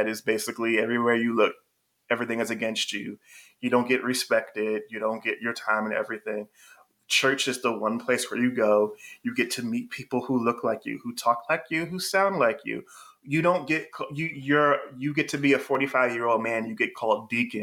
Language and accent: English; North Carolina, United States; I was born in North Carolina